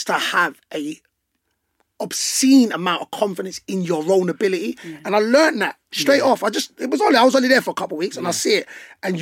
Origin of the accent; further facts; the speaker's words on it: London, United Kingdom; but I'm from London. So we're all from London.